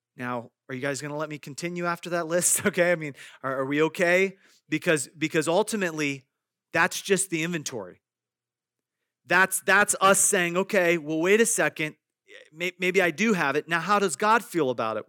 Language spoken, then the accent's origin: English; Iowa, United States; I grew up in Iowa, and in the, in our backyard, there were several apple trees.